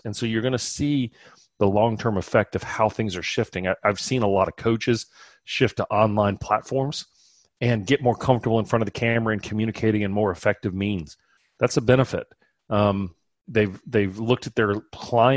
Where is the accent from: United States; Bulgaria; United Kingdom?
United States; South Louisiana; moved away; I'm from South Louisiana originally, and there's a Cajun restaurant right around the corner from me here that is from my hometown